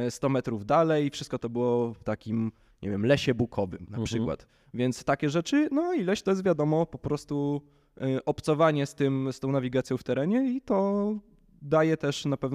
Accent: Warsaw, Masovian Voivodeship, Poland; To znaczy, tu no, jestem z Warszawy, więc w okolicach Warszawy mi się nie zdarza

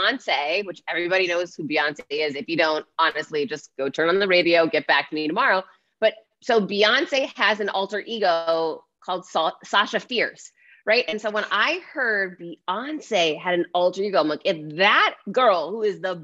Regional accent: United States; I'm American

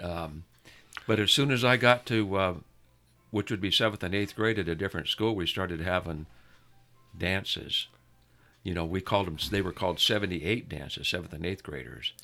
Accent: El Monte, California, United States; we grew up in El Monte

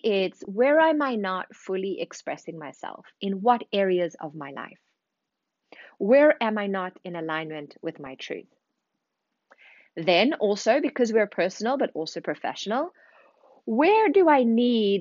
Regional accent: South Africa; moved away as an adult; also born or lived in Zimbabwe / London, United Kingdom; now in Paris, France; I was born in Zimbabwe, raised in South Africa, spent 10 years in London before moving to Paris 5 years ago

